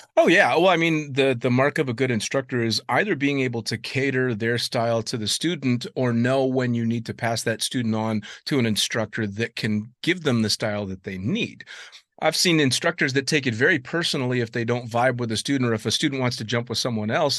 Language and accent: English; San Francisco, California, United States; I was born and raised there, but I'm northern from San Francisco